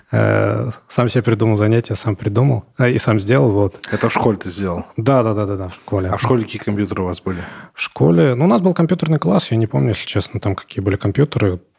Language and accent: Russian; Ivanovo, Ivanovo Oblast, Russia; Но, в принципе, э, да, девушек у нас много.